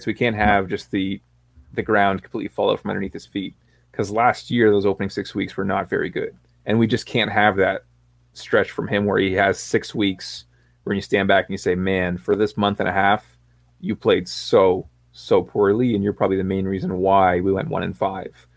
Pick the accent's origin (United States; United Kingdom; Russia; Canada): Canada; Sam and I are both from Canada.